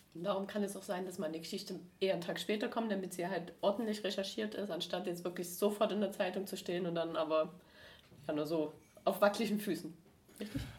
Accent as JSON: {"language": "German", "area": "Erzgebirge", "region": "Saxony", "country": "Germany", "moved": "yes", "lives_now": "Stuttgart, Germany", "said": "ich komme aus dem Erzgebirge"}